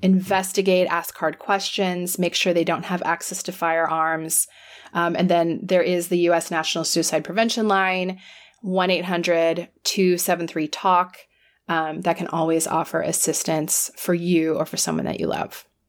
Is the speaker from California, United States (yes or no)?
yes; California, United States; I'll speak as a Californian.